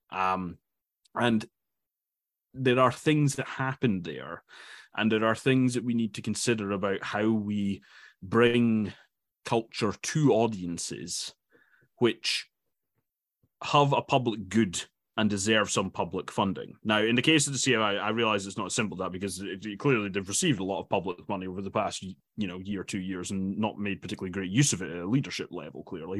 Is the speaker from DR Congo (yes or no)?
no; Dundee, Scotland, United Kingdom; I'm from Dundee, and I was reading, uh, an article in The Courier, um, which is the local, local paper there